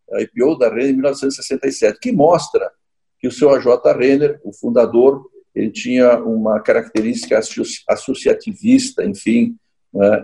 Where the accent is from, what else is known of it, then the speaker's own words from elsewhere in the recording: Caxias do Sul, Rio Grande do Sul, Brazil; also born or lived in São Paulo; eu sou aqui de Caxias do Sul